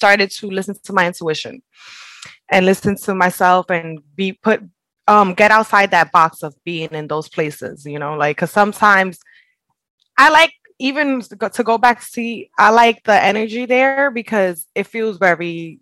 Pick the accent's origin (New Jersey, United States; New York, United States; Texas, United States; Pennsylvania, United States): New York, United States; New York City; English is a second language; also born or lived in Buffalo; I grew up here